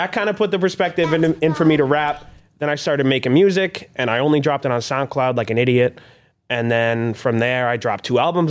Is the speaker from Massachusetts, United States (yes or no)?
yes; Boston, Massachusetts, United States; I am from Roxbury as well.